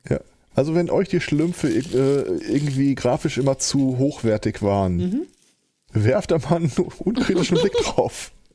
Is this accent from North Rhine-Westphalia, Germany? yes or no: yes; Hagen, North Rhine-Westphalia, Germany; moved away as an adult; now in Gelsenkirchen, Germany; meine Heimatstadt ist Hagen